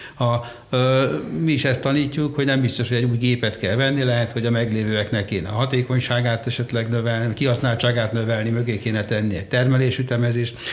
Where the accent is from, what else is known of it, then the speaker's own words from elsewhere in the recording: Székesfehérvár, Fejér, Hungary; Egyébként lelkileg én is Nyugat-Magyarországi vagyok, mert Székesfehérváron születtem